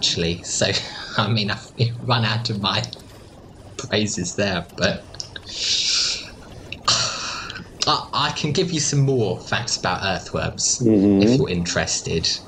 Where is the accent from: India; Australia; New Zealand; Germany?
Australia; I come from Australia